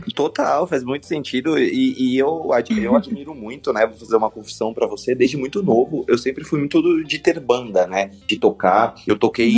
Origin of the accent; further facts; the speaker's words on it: São Paulo, Brazil; eu sou da Zona Oeste também, eu moro pertinho